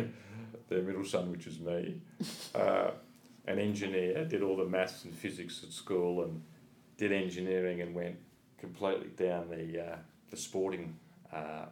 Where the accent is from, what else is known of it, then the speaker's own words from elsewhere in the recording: Adelaide, South Australia, Australia; now in Melbourne, Australia; we're all from Adelaide originally